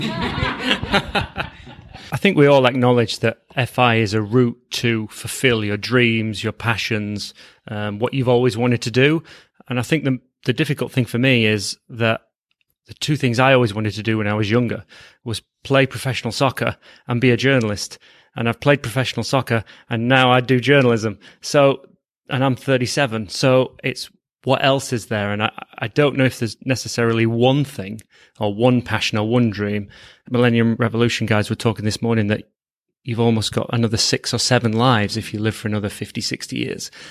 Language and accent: English; Leeds, Yorkshire and the Humber, United Kingdom; I'm from Leeds, England